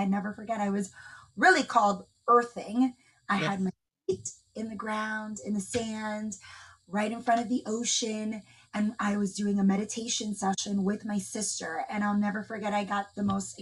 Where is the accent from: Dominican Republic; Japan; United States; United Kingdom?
Dominican Republic; moved away; I'm from the Dominican Republic, and my family lives there